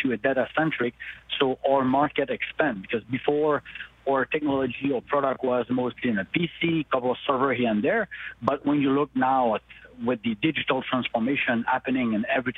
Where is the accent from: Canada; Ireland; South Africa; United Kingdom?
Canada; Montreal, Quebec; I'm from Montreal